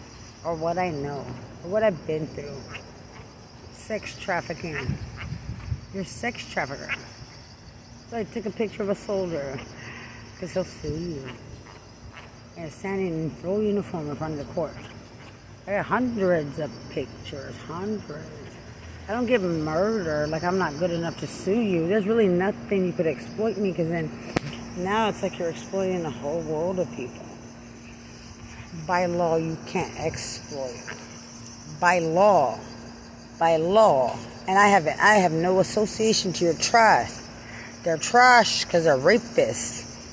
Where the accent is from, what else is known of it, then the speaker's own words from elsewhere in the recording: Lubbock, Texas, United States; Because I'm from Lubbock.